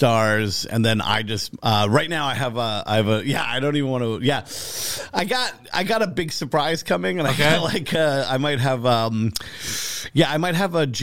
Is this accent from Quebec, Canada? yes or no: yes; Montreal, Quebec, Canada; I'm a guy from Montreal